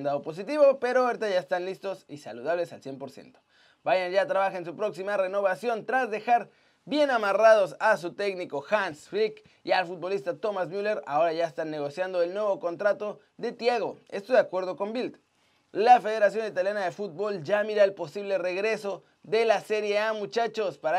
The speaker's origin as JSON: {"language": "Spanish", "country": "Mexico", "tie": "born or raised there", "said": "La verdad es que toda mi vida viví en México. Mi corazón está ahí, mi familia vive allá, me siento mexicano"}